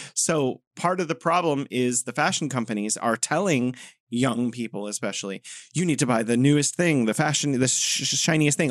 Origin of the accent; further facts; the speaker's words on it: United States; moved away; the U S, my home country